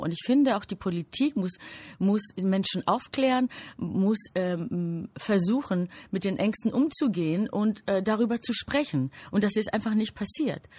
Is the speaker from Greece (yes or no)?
yes; Greece; now in Germany; Ich bin natürlich in Griechenland geboren